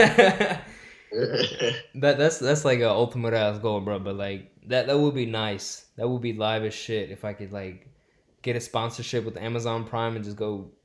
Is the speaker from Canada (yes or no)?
no; Chennai, Tamil Nadu, India; now in United States; I'm from Chennai, India, south side next to the beach. And yeah, I've been in America for like 15 years.